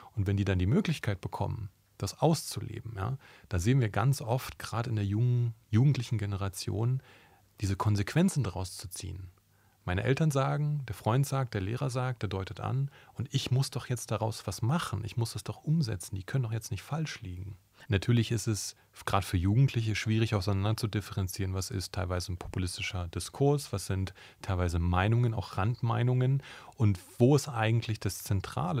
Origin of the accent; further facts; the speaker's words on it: Brandenburg, Germany; Ich bin selber in Brandenburg aufgewachsen